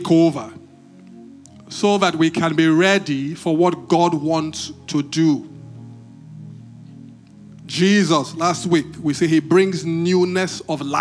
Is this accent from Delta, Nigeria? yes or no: no; Benin City, Edo, Nigeria; When I was growing up, I grew up in Benin